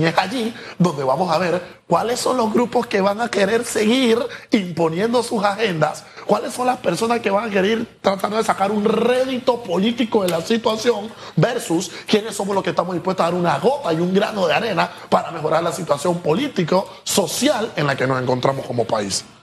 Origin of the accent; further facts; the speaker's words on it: Panama; como Estado panameño